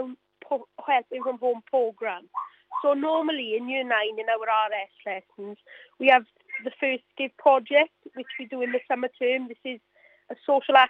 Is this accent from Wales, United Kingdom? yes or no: yes; Mountain Ash, Wales, United Kingdom; I'm from the Mountain Ash area, yes. So a lot of my family members live here